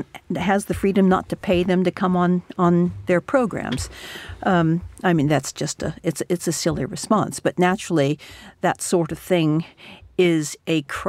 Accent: United States; I'm American.

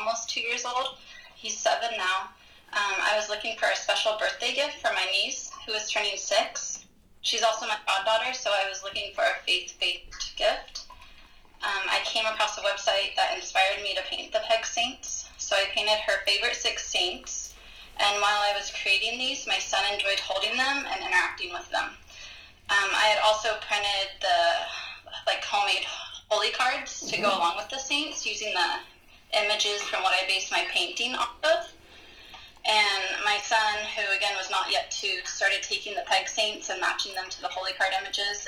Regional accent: Trail, California, United States; also born or lived in Phoenix, Arizona; now in Gilbert, United States; I'm originally from Trail, California, a small town in North Central

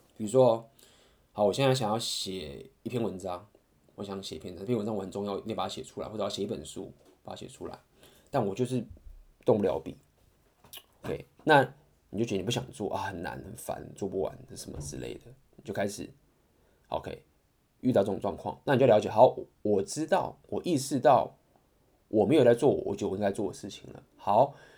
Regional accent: Taiwan; 我相信就是身为台湾人

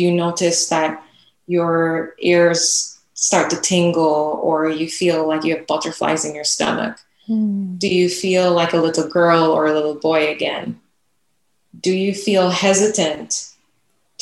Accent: Jamaica; now in United States; growing up in Jamaica and just being the, just having the experience of a young Black girl

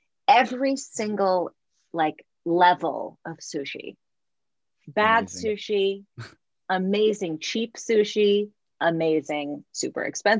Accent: Los Angeles, California, United States; also born or lived in Santa Cruz / East Bay; we moved to Los Angeles when I was 7.

